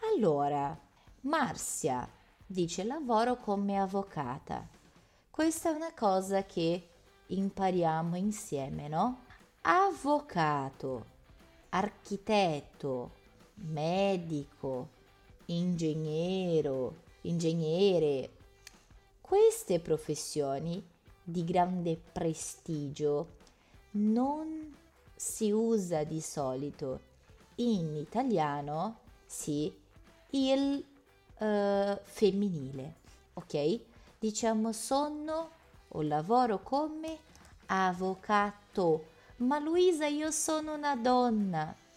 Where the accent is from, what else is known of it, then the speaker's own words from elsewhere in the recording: Porto Alegre, Rio Grande do Sul, Brazil; Italian is a second language; now in Turin, Italy; eu venho da Porto Alegre. Ai, né, eu sou bem gaúcha